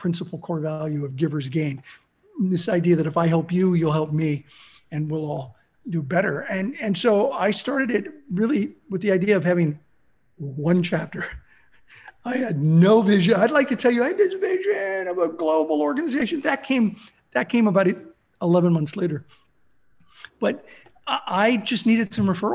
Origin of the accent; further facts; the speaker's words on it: Southern California, United States; also born or lived in Pittsburgh, Pennsylvania / Los Angeles / Azusa; So I grew up in Southern California. I was born in Pittsburgh. My parents moved to Los Angeles when I was six.